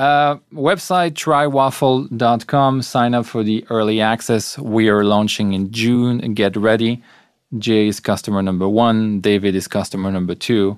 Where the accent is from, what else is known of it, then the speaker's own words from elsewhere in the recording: Belgium; moved away; I'm from Belgium. We come from societies where healthcare is effectively free